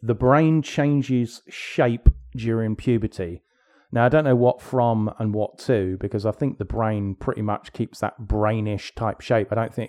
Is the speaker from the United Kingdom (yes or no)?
yes; England, United Kingdom; I grew up in England.